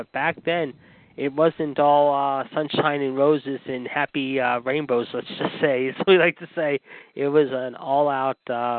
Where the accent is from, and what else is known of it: Pittsburgh, Pennsylvania, United States; born or raised there